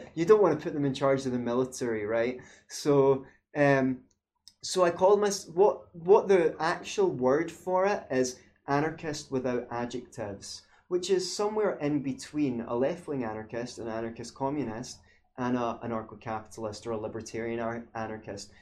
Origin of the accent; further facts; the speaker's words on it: Scotland, United Kingdom; growing up in Scotland